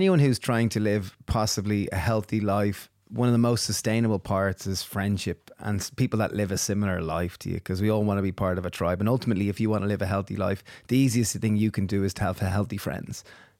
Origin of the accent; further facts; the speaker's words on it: Ireland; Well, it was weird given that it was like being Irish and we're used to sweet porridge.